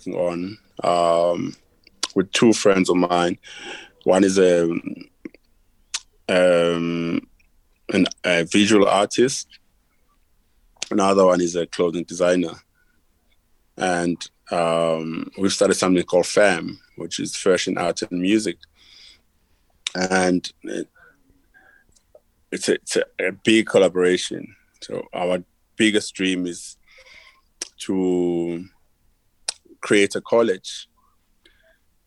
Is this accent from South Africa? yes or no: yes; South Africa; growing up in Africa